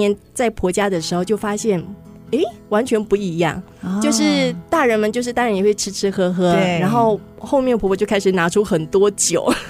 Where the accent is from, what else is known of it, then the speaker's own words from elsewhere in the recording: Fujian, China; moved away as an adult; now in Taiwan; 因为我是福建人，所以完全嗯不太熟悉客家的文化。